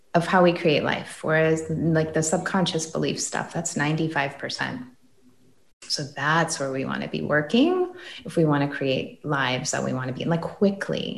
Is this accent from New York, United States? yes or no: no; Green Bay, Wisconsin, United States; this was in Green Bay, Wisconsin.